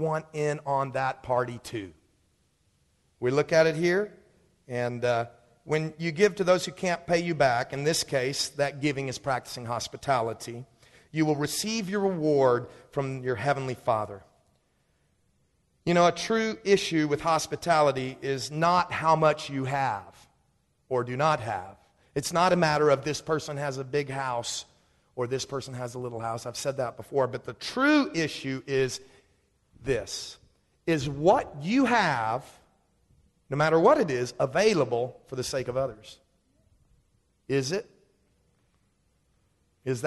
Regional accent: Dallas, Texas, United States; I grew up in Dallas

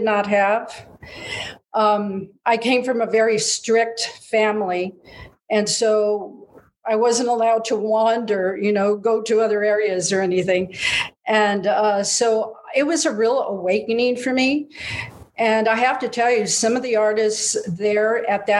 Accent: San Gabriel, California, United States; also born or lived in Altadena, California; I was born in San Gabriel and I lived in Altadena

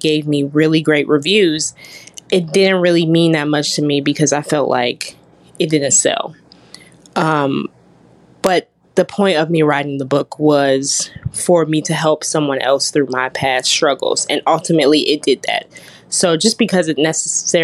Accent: Washington, District of Columbia, United States; moved away as an adult; now in Birmingham, United States; I was born and raised in Washington, D.C.

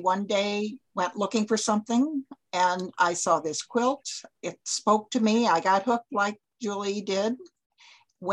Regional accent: St. Louis, Missouri, United States; moved away as an adult; also born or lived in Chicago / Knoxville; now in Tennessee, United States; I was raised in St. Louis, in a suburb

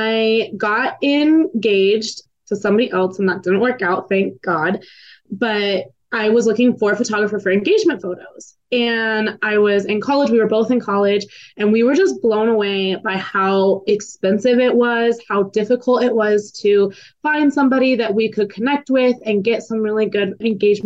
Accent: Reno, Nevada, United States; I am from Reno, Nevada.

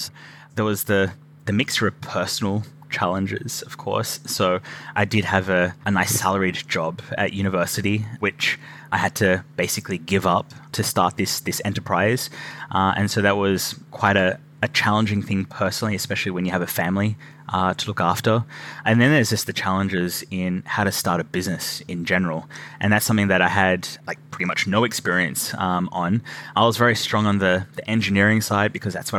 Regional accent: Australia; moved away as an adult; now in Scotland, United Kingdom; I'm originally from Australia

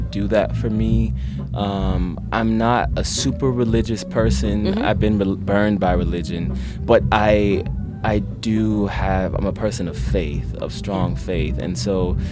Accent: Pensacola, Florida, United States; I grew up on a ranch in Pensacola, Florida

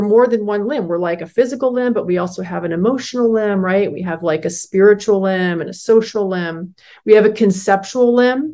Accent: Northern California, United States; growing up in California, Northern California, those great redwood forests

